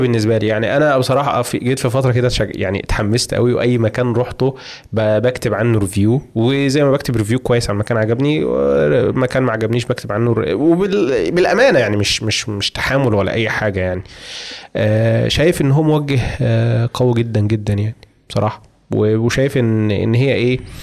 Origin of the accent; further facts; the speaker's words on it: Egypt; عندنا في مصر